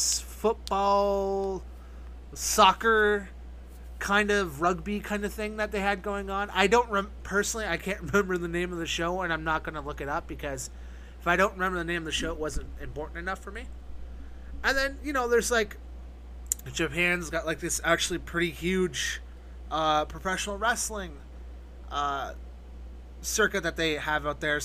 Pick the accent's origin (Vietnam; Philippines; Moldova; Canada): Canada; I'm Canadian